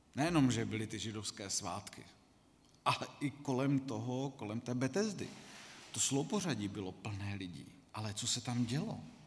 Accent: Czechia; jsme jako Češi

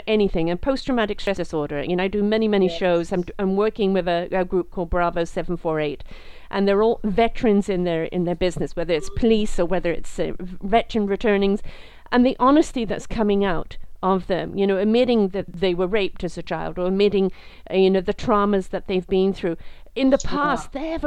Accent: England, United Kingdom; I'm British, brought up in England

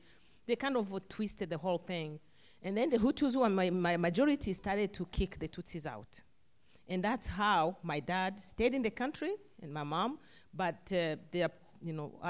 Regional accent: Rwanda; moved away as an adult; I was born and raised in Rwanda

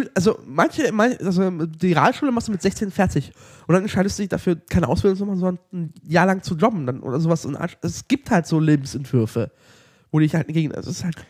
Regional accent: Lower Saxony, Germany; wir kommen ja aus Niedersachsen

